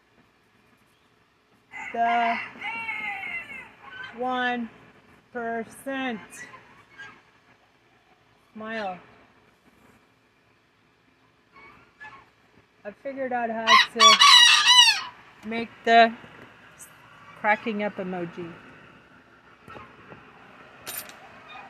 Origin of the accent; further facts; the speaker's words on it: United States; moved away as an adult; also born or lived in France / Taipei; as an American who spent a couple years of my academic formation in France